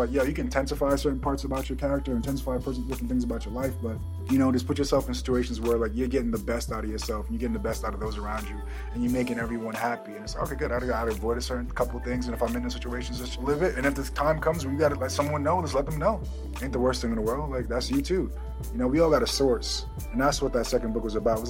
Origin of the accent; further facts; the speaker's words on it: Jamaica; moved away; I'm Jamaican, straight from Yard